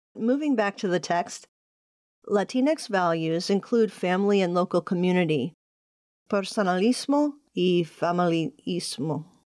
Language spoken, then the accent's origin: English; Puerto Rico